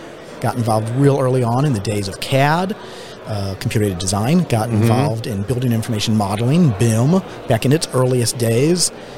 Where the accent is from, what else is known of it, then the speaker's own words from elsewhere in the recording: St. Louis, Missouri, United States; I grew up in St. Louis, Missouri.